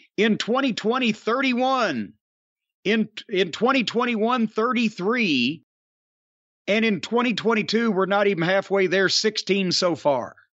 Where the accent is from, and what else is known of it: Louisville, Kentucky, United States; born or raised there